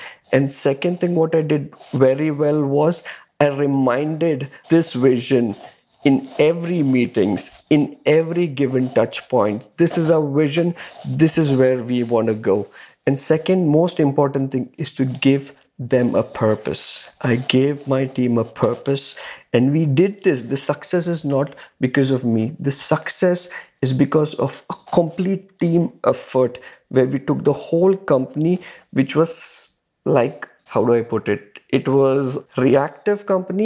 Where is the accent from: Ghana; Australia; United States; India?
India; also born or lived in Dubai, United Arab Emirates; now in Canada; Originally, I'm from India, and I have three kids